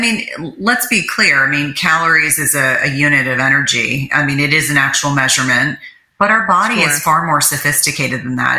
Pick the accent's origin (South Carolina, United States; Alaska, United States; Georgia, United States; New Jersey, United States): New Jersey, United States; I grew up in New Jersey